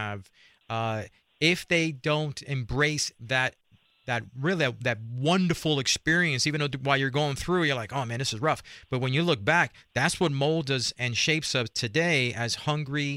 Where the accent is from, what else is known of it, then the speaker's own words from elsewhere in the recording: New York City, New York, United States; I grew up in Spanish Harlem, a place called El Barrio, New York City